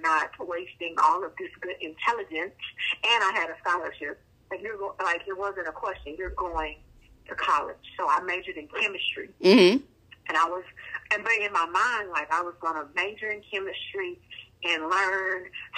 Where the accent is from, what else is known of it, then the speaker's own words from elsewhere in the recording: Shreveport, Louisiana, United States; now in Houston, United States; I am originally from a little place called Shreveport, Louisiana